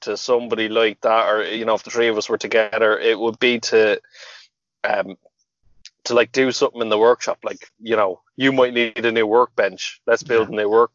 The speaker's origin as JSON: {"language": "English", "country": "Ireland", "said": "we're Irish."}